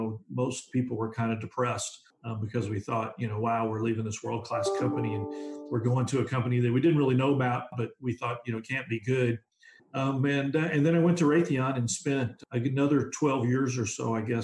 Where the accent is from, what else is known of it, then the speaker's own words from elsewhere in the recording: south of San Antonio, South Texas, United States; I was actually born in South Texas and raised south of San Antonio, and went to a small school